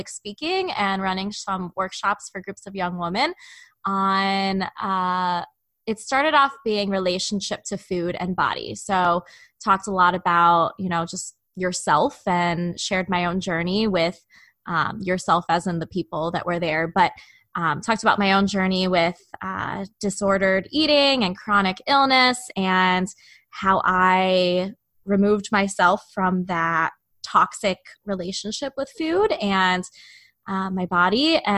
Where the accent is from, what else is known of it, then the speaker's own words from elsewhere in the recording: Chicago, Illinois, United States; also born or lived in Indiana; I'm from the Chicago area